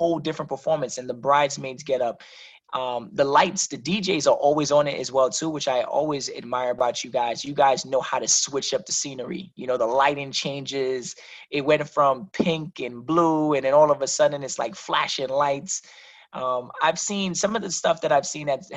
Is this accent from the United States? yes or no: yes; New York City, New York, United States; now in Connecticut, United States; my brother and I, we're originally from the South Bronx, born and raised